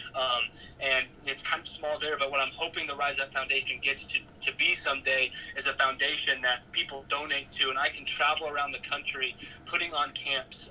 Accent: Wiggins, Colorado, United States; moved away as an adult; now in Manhattan, Kansas, United States; back home in Wiggins, Colorado, my hometown

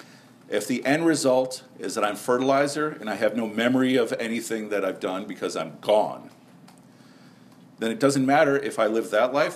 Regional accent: Chicago, Illinois, United States; also born or lived in Karachi; When I was a Muslim kid growing up in Chicago

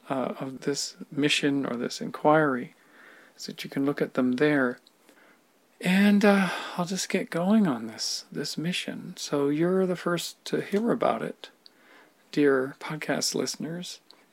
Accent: Victoria, British Columbia, Canada; born there; I was born in Victoria, BC, 1962, seems like eons ago.

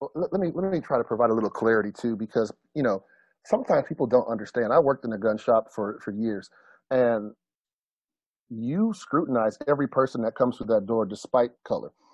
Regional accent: United States; as an American

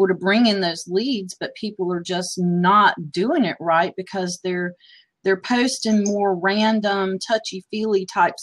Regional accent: United States; As an American

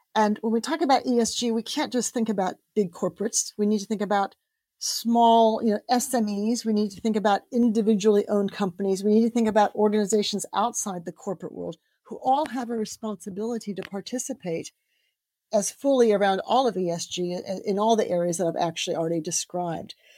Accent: United States; now in United Kingdom; I grew up in the States

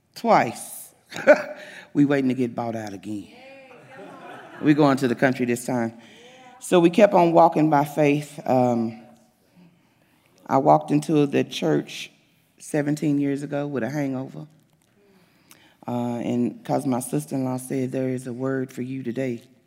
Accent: the South, United States; now in Springdale, Arkansas, United States; I'm from the South

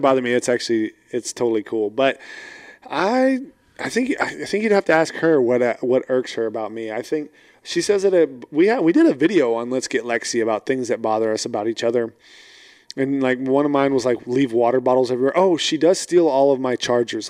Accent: Fort Worth, Texas, United States; now in Houston, United States; I was born in Fort Worth, but I live in Houston.

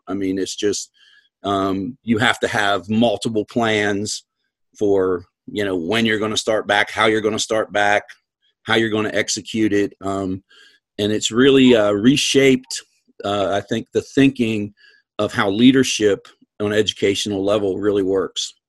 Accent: Western Maryland, United States; moved away; grew up in Western Maryland

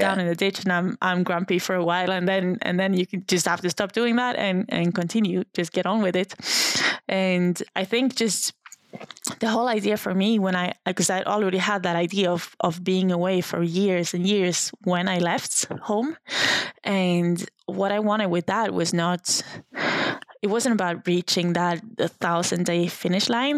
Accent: Sundsvall, Västernorrland County, Sweden; I was 23 years old when I when I left my hometown. Uh, it's called Sundsvall. It's just a random town in a random place

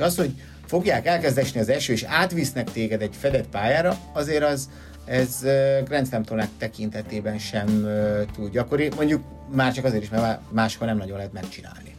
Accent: Hungary

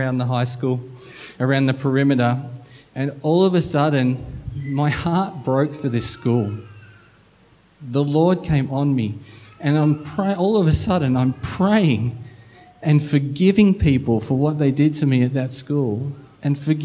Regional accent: Melbourne, Victoria, Australia; moved away; We are from Melbourne, so we went and visited family for Christmas

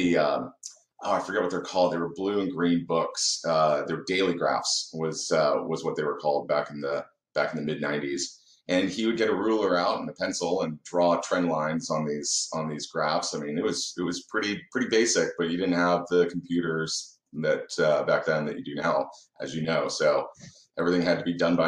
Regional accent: Dallas, Texas, United States; also born or lived in Indianapolis, Indiana; I was born in Indiana, actually. So I was born in Indianapolis, but we moved down in 89 to Dallas

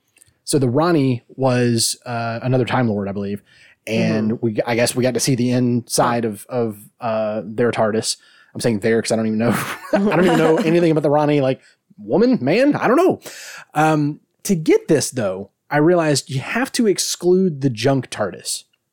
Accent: Australia; I'm like, I'm sorry, is my Scottish accent wrong? I'm Australian.

